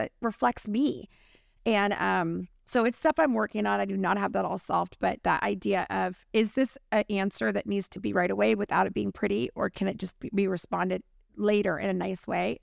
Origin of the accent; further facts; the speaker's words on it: California, United States; as a Californian, which we are